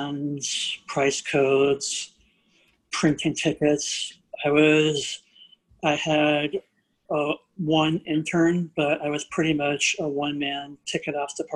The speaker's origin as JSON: {"language": "English", "town": "New Orleans", "region": "Louisiana", "country": "United States", "tie": "born or raised there", "said": "I grew up in New Orleans"}